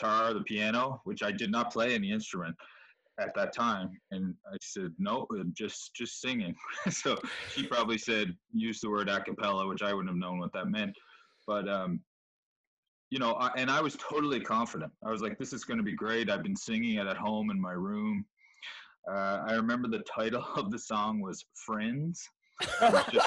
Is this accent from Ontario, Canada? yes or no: no; Charlottetown, Prince Edward Island, Canada; I was in Charlottetown, and I went to West Kent School